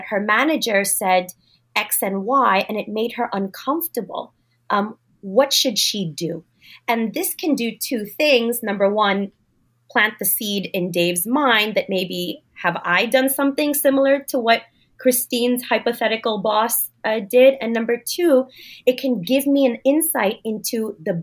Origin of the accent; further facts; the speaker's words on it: New York City, New York, United States; of course I speak good English. I was born in Brooklyn